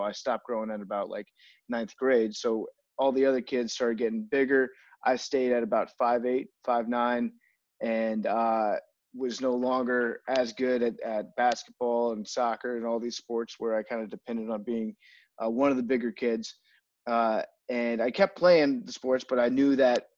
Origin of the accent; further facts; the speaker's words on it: Fairfax County, Northern Virginia, United States; I am originally from Northern Virginia. I grew up in Fairfax County